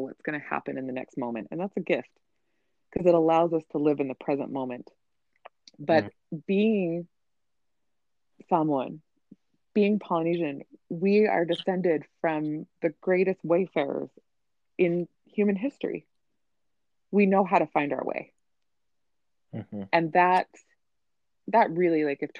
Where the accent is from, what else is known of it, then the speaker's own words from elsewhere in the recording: Provo, Utah, United States; I grew up in Provo, Utah in the 90s.